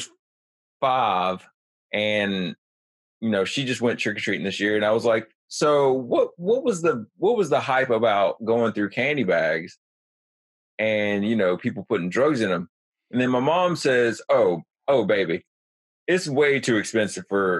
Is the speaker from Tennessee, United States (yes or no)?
no; New Jersey, United States; I grew up in New Jersey